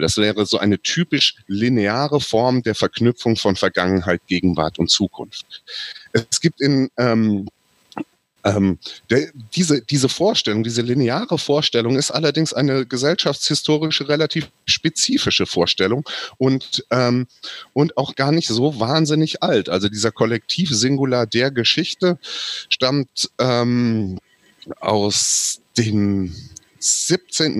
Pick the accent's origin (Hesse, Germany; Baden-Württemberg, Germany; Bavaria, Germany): Hesse, Germany; Southern; Südhessen meine Heimat ist